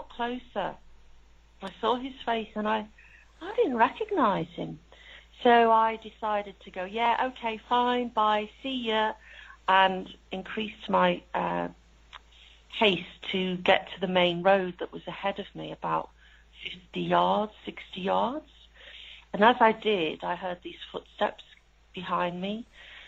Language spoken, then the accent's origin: English; Liverpool, North West England, United Kingdom; moved away as an adult; also born or lived in Leeds; I'm from Liverpool.